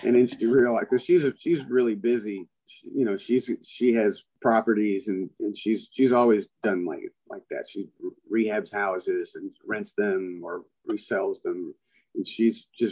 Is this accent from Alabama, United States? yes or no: yes; Montgomery, Alabama, United States; moved away as an adult; also born or lived in Prattville, Alabama / Nashville, Tennessee; born in Montgomery, Alabama, and when I was 2, we moved to Prattville, Alabama, which is the county just north, and then we moved back in 1965, 66, something like that, when I started junior high school, we moved back to Montgomery.